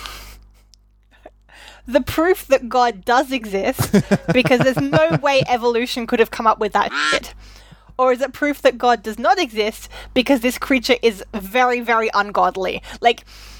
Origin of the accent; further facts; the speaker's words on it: Australia; I was raised and educated in Australia